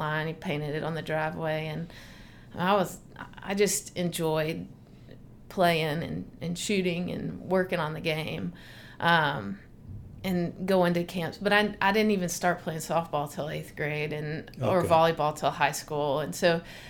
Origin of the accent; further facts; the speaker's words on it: Nashville, Tennessee, United States; also born or lived in Memphis, Tennessee; I grew up in Nashville, Tennessee